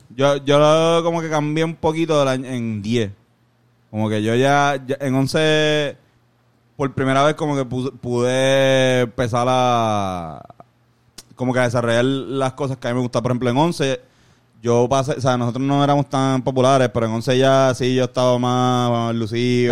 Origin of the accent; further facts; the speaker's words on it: Puerto Rico; la urbanización donde yo me crié